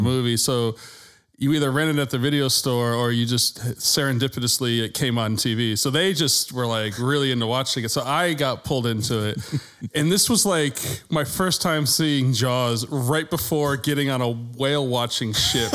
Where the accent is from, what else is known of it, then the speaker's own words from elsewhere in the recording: Massachusetts, United States; I grew up in Massachusetts